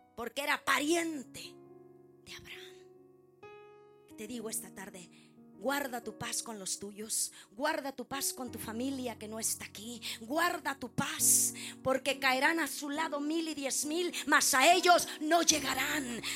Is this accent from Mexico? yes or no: yes; Mexico; como buena mexicana